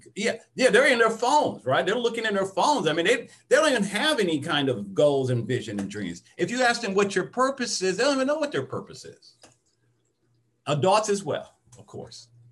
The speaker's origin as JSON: {"language": "English", "town": "Detroit", "region": "Michigan", "country": "United States", "tie": "born or raised there", "said": "I grew up in Detroit, Michigan"}